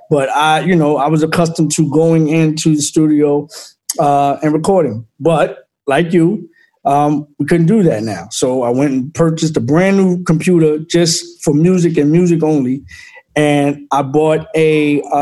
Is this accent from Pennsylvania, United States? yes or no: yes; Philadelphia, Pennsylvania, United States; Um, Philly, Philly was definitely de- that's where I got the cut of my jib in all facets